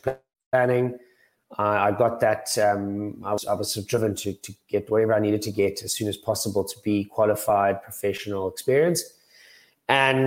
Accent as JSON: {"language": "English", "town": "Cape Town", "region": "Western Cape", "country": "South Africa", "also_born_or_lived": "Johannesburg", "moved": "as an adult", "said": "I'm from Cape Town originally"}